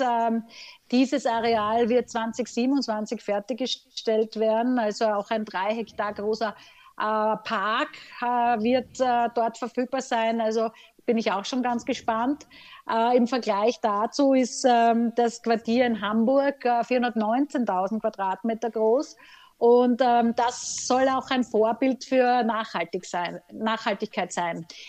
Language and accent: German; Graz, Styria, Austria; in meiner Heimat Graz